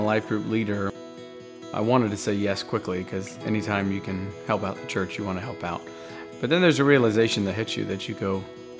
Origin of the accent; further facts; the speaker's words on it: Texas, United States; moved away as an adult; now in North Carolina, United States; I grew up in Texas, and I did not attend church at all.